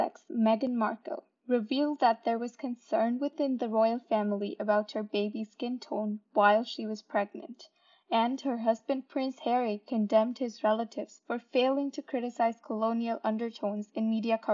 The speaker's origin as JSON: {"language": "English", "country": "India", "tie": "born or raised there", "moved": "yes", "lives_now": "Brampton, Canada", "said": "Growing up in India and now living in Brampton"}